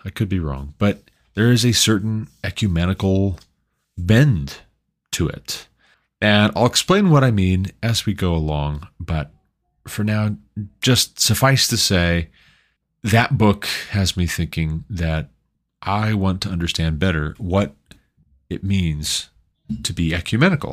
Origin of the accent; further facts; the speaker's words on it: Montana, United States; moved away as an adult; also born or lived in Southern Ohio; now in Colorado, United States; until we moved away from Southern Ohio back to my home state of Montana